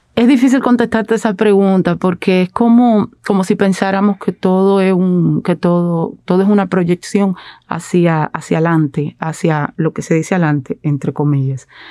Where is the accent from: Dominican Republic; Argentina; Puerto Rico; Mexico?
Dominican Republic